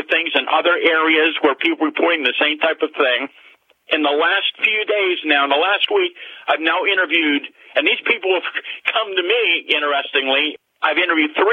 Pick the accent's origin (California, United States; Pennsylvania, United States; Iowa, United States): Pennsylvania, United States; Greensburg area; in my hometown, several miles from where I live, what was then by the Green Gate Mall